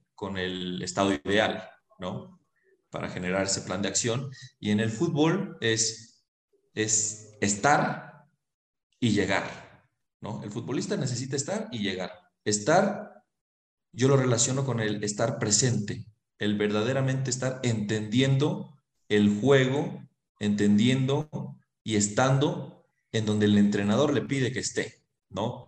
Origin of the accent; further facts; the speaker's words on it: Mexico; now in Cusco, Peru; soy mexicano, ahorita me siento cusqueño